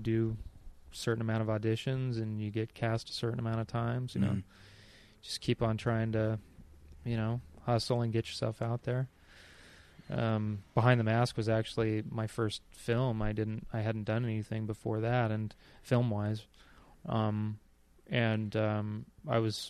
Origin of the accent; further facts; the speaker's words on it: Southern California, United States; also born or lived in New York; I grew up in Southern California